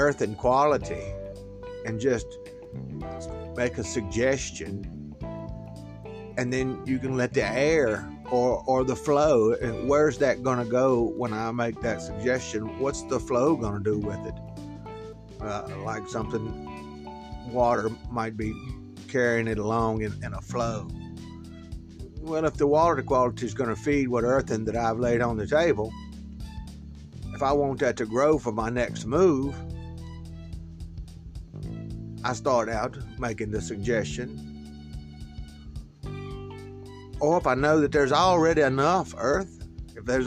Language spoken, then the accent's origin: English; United States; I'm American. I was born American